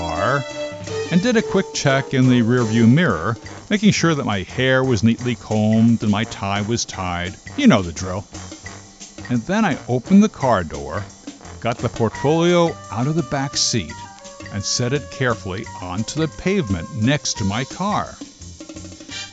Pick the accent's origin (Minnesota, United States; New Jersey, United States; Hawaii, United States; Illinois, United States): New Jersey, United States; Linden; Coming from my hometown of Linden up in northern New Jersey